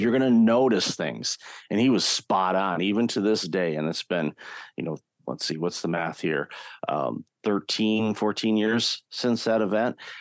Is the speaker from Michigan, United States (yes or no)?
yes; Detroit, Michigan, United States; I grew up in the Detroit, Michigan area